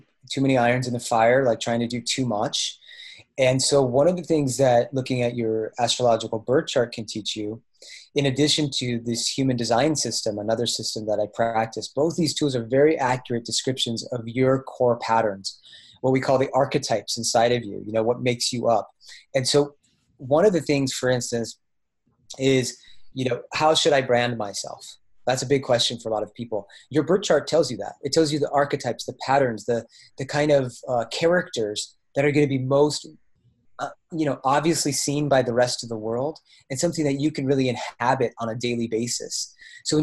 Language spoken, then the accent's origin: English; Bay Area, California, United States; also born or lived in Oregon / Colorado; now in Asheville, United States; I'm from the Bay Area in California. My family still lives there